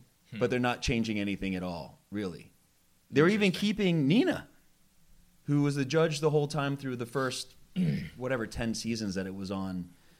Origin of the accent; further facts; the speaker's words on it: Philadelphia, Pennsylvania, United States; I'm from Philadelphia